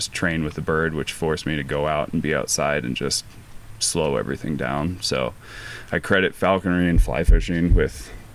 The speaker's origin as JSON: {"language": "English", "town": "Boulder", "region": "Colorado", "country": "United States", "tie": "born or raised there", "said": "it's my hometown, I love it"}